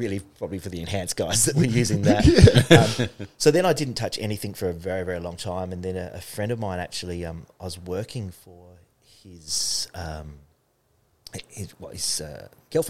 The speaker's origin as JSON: {"language": "English", "town": "Hackham", "region": "South Australia", "country": "Australia", "tie": "born or raised there", "said": "I was a kid from Hackham that had to save that money"}